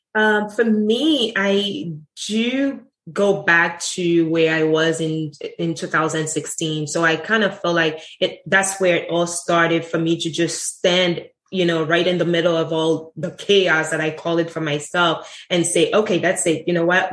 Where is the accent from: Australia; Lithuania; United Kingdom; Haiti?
Haiti; moved away as an adult; also born or lived in Sint Maarten; now in United States; I grew up in, ha- in Haiti. I wasn't born in Haiti. I was born in St. Martin um, in the Dutch side and grew up in Haiti at the age of six months and left Haiti when I was 18